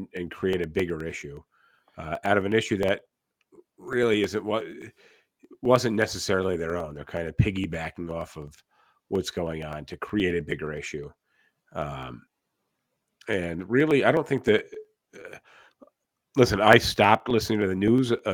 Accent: upstate New York, United States; white dudes from the suburbs of upstate New York

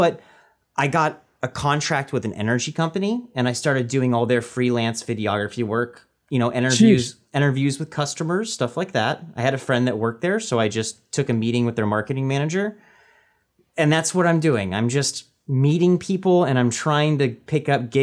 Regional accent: Bay Area, California, United States; moved away as an adult; now in Los Angeles, United States; I'm from the Bay Area originally. Yeah. That's where I'm born and raised

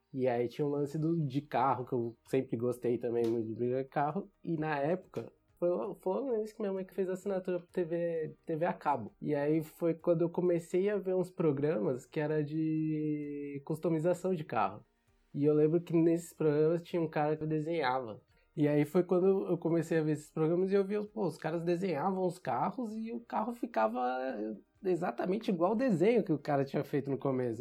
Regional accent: São Paulo, Brazil; Nasci e cresci aqui em São Paulo, nunca, nunca saí daqui

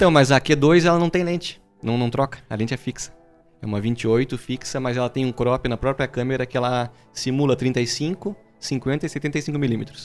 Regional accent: Brazil; que sou brasileiro

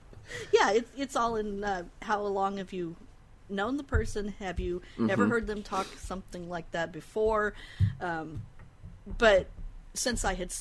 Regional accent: Denver, Colorado, United States; now in Seattle, United States; Well, I'm originally from Denver, even though I'm in Seattle and have been for about 10 years. So I've got kind of the Midwest-flavored Pacific Northwest.

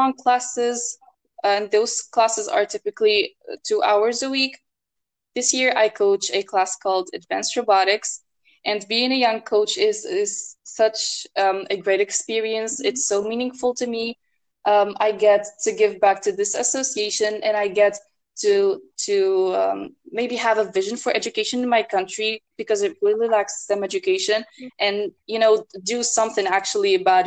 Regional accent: Tunisia; I'm from Tunisia

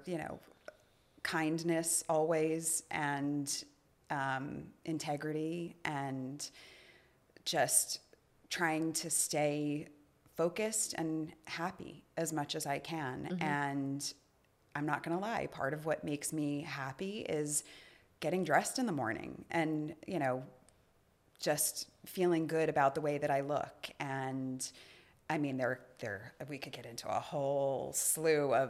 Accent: New York, United States; moved away; I'm a New Yorker

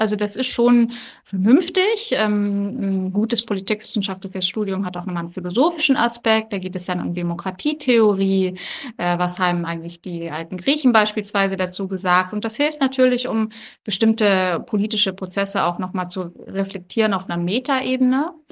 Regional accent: Black Forest, Baden-Württemberg, Germany; first language German; moved away as an adult; also born or lived in Bonn; now in Berlin, Germany; ich komme ursprünglich aus dem Schwarzwald. Äh, da bin ich zur Schule gegangen, aufgewachsen

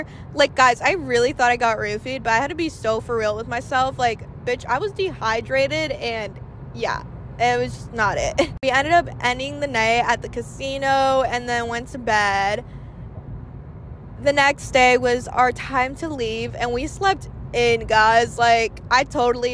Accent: Florida, United States; I've been born and raised here

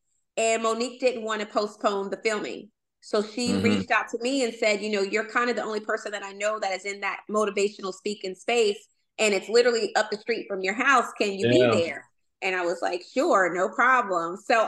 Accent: Arkansas, United States; accent: twang; moved away as an adult; now in Virginia, United States; So I was born and raised in the South. So the twang that you hear is authentic. I was born and raised in Arkansas. I moved to the DMV in 2005.

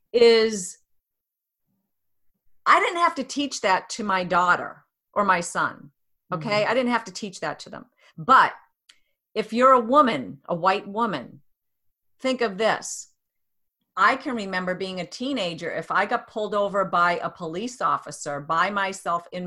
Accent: New Hampshire, United States; also born or lived in Boston; I live right now in New Hampshire, and I grew up in New Hampshire, didn't see very many Black people, moved to the city, moved to Boston

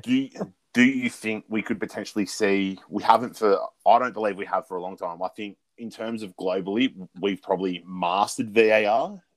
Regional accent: Australia; being Australian football fans

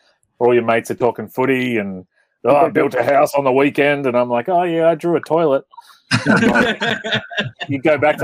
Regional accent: Russia; now in Australia; I am originally from Russia

